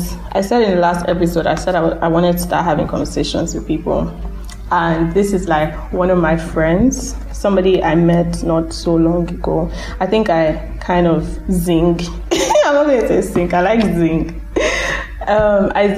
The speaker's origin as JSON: {"language": "English", "country": "Nigeria", "said": "being Nigerian"}